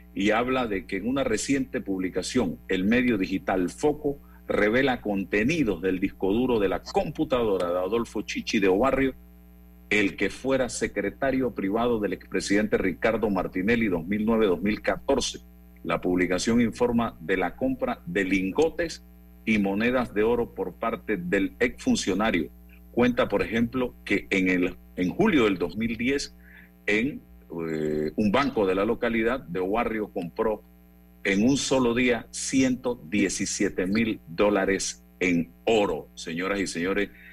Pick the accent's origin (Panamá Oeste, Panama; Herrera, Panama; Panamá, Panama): Herrera, Panama; Chitré; allá en mi pueblo natal, Chitré, provincia de Herrera